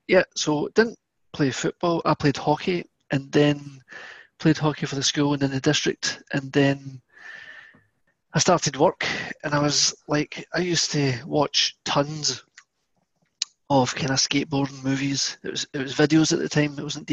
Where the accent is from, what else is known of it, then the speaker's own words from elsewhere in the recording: Scotland, United Kingdom; accent: Scottish; I never grew up with football, which is probably the only person in Scotland that didn't grow up with football.